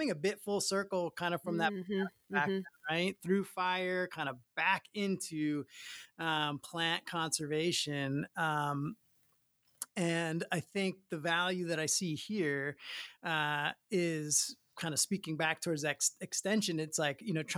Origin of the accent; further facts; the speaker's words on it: Long Island, New York, United States; moved away as an adult; now in Hawaii, United States; I grew up on Long Island, very kind of detached place